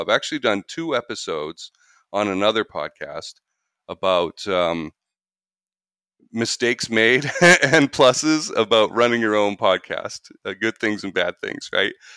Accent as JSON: {"language": "English", "country": "Canada", "moved": "as an adult", "lives_now": "United States", "said": "I'm Canadian"}